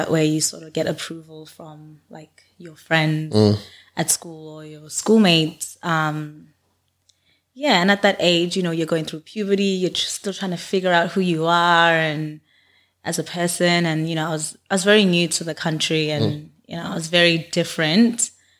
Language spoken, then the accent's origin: English; Canberra, Australian Capital Territory, Australia; Like growing up in Canberra, there were like maybe three other black girls in my school.